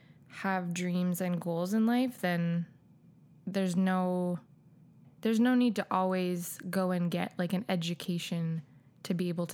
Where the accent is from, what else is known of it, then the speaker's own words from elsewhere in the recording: Regina, Saskatchewan, Canada; born there; I was born in Saskatchewan. I was born in Regina specifically. We lived there.